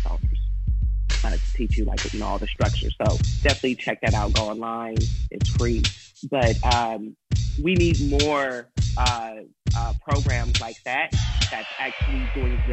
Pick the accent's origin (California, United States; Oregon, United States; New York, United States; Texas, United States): California, United States; Oakland; Born and raised in Oakland, Deep East Oakland. Still reside in Deep East Oakland